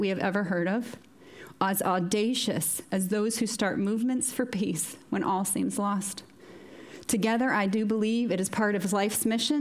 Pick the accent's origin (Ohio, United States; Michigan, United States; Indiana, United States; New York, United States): Indiana, United States; small farming town in northern; moved away as an adult; now in Moira, United Kingdom; a little small farming town outside Chicago. So northern Indiana.